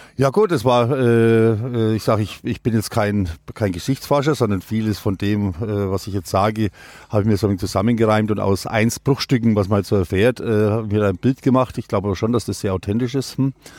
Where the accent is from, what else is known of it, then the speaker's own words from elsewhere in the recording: Limmersdorf, Bavaria, Germany; Karwa ist bei uns der, der Mundartbegriff